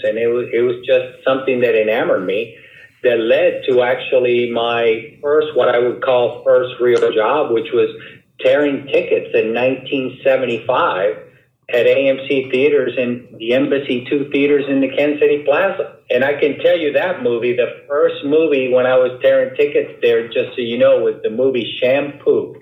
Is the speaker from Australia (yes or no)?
no; Havana, Cuba; moved away; I was born in Cuba, in Havana, Cuba